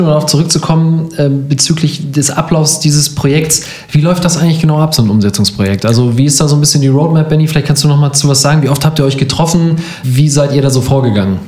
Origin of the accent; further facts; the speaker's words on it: Northern Germany, Germany; bei uns im Norden